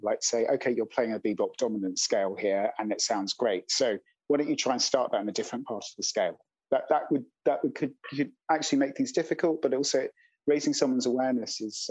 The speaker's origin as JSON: {"language": "English", "region": "London", "country": "United Kingdom", "tie": "born or raised there", "said": "I grew up in London"}